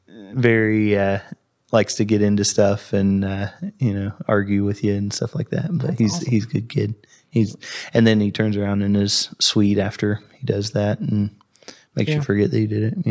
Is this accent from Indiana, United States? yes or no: yes; Crothersville, Indiana, United States; moved away as an adult; now in Columbus, United States; So I grew up down in Crothersville, which is 45 minutes south of Columbus or so. 65 and 31 both run through it, just like they do here. And so I grew up down there, went to Crothersville High School, graduated in 2007.